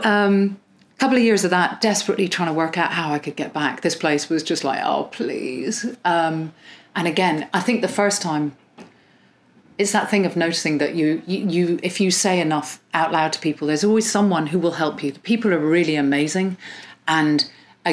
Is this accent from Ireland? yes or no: yes; Ireland; accent: Irish; moved away; also born or lived in Iran / England; I'm entirely English and sound Irish. I'm not Irish at all. I have nothing. I raised there.